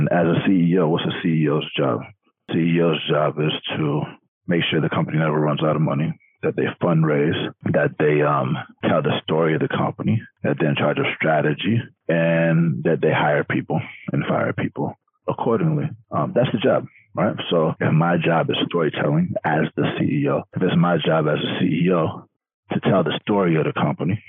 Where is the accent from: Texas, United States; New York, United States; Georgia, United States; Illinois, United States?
Georgia, United States; Atlanta; I'm from Atlanta. Like, most of us are black out there